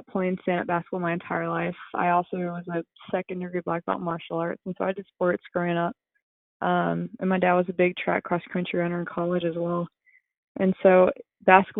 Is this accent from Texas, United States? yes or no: yes; New Braunfels, Texas, United States; I grew up in New Braunfels, Texas